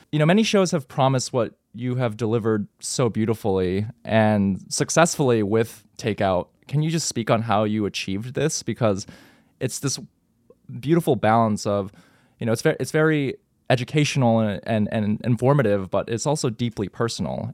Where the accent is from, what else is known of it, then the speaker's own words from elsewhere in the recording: Texas, United States; I grew up in Texas